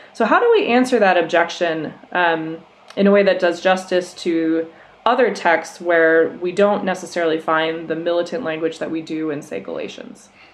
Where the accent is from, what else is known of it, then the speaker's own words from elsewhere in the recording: Minnesota, United States; moved away as an adult; I grew up in Minnesota